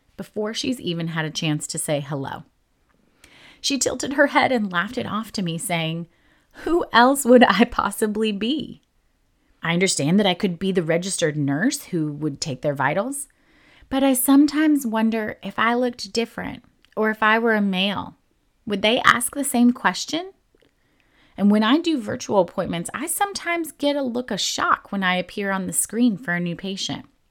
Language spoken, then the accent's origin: English; New Jersey, United States; I was born and raised in New Jersey